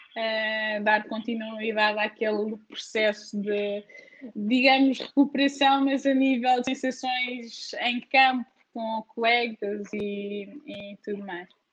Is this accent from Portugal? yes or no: yes; Portugal; also born or lived in northern/centre-north Portugal / Braga; now in Lyon, France; mil pontos de facto, é a minha terra e orgulho-me bastante